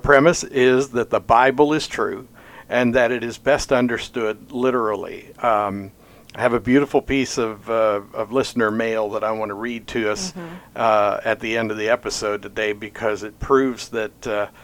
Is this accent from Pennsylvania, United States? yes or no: yes; Pittsburgh, Pennsylvania, United States; also born or lived in Oklahoma; now in Jasper, Indiana, United States; I came to Oklahoma after growing up in Pittsburgh, Pennsylvania